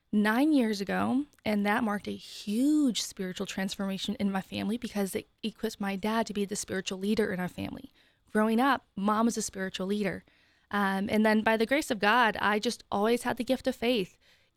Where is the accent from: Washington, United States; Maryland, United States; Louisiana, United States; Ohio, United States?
Ohio, United States; now in Columbus, United States; I grew up in Northeast Ohio, and I moved here 5.5 years ago for my job that I'm still at Center for Christian Virtue.